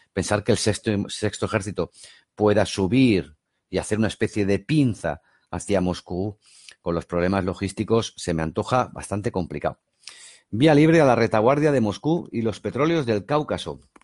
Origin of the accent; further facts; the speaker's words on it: Barcelona, Catalonia, Spain; yo soy de Barcelona